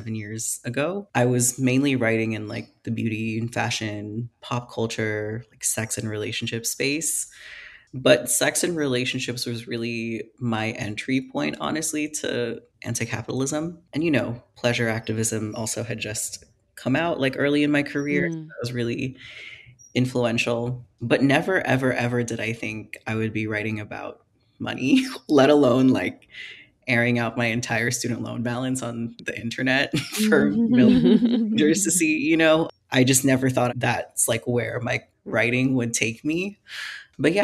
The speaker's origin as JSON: {"language": "English", "country": "Philippines", "tie": "born or raised there", "moved": "yes", "said": "I grew up in the Philippines"}